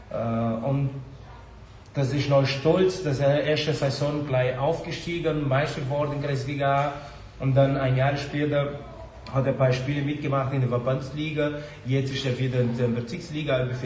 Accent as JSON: {"language": "German", "country": "Brazil", "second_language": "German", "lives_now": "Germany", "said": "ich bin Brasilianer, ich war auf jeden Fall für Brasilien"}